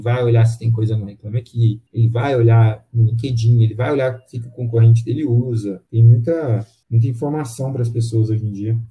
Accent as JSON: {"language": "Portuguese", "town": "Pará de Minas", "region": "Minas Gerais", "country": "Brazil", "moved": "yes", "lives_now": "Belo Horizonte, Brazil", "said": "Eu sou de Pará de Minas, não sou aqui de Belo Horizonte, é, sou de Pará de Minas, que é aqui pertinho"}